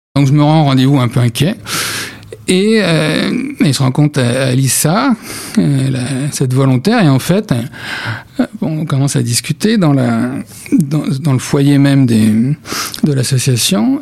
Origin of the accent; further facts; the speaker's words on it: France; on est de France, hein, ça les étonne toujours qu'on euh, un journaliste français